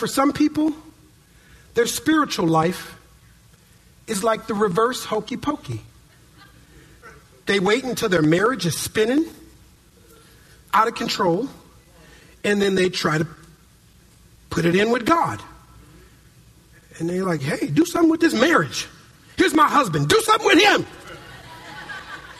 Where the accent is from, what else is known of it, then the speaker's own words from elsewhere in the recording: Minneapolis, Minnesota, United States; now in California, United States; when I was a kid growing up in Minneapolis, Minnesota